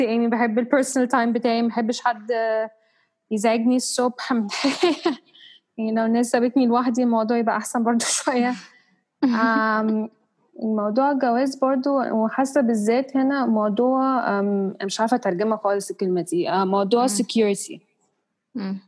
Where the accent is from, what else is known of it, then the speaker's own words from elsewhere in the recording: Egypt; وأنا مصرية، بس عندي عرق إنجليزي